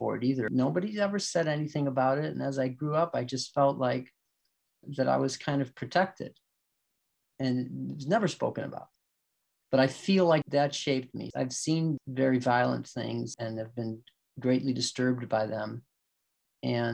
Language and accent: English; Chicago, Illinois, United States; I grew up in Bridgeport, just about 6 or 7 blocks from, maybe about a mile from Comiskey Park, White Sox Park.